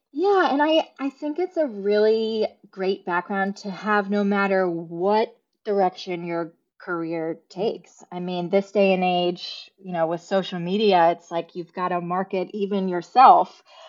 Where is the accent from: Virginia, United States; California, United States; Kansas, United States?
Virginia, United States; Alexandria; moved away as an adult; now in Charleston, United States; I did grow up right outside of D C, um, in Alexandria, Virginia